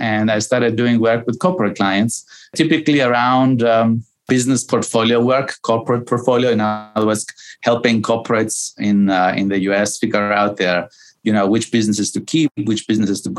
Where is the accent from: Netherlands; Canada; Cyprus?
Cyprus; moved away as an adult; also born or lived in New York, United States; I was born and raised in Cyprus, which which is a little island